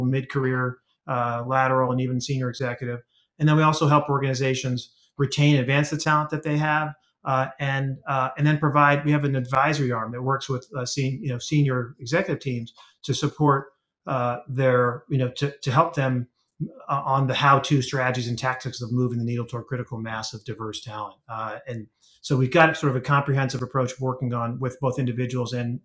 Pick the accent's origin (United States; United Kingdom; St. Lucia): United States; Washington, District of Columbia; I grew up in Washington, D.C.